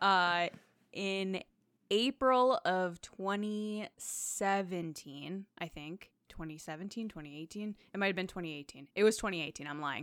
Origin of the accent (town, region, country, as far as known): Connecticut, United States